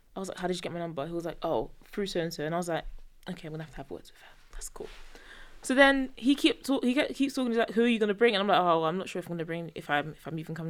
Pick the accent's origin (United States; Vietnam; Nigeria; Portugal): Nigeria; we're both Nigerian